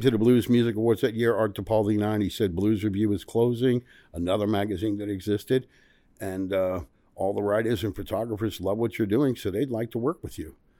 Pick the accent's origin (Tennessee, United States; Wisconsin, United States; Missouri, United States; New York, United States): Tennessee, United States; Memphis; We're in my hometown here now of Memphis